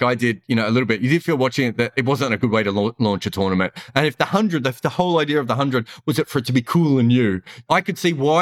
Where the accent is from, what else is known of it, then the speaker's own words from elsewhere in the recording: Melbourne, Victoria, Australia; I grew up in Australia, in Melbourne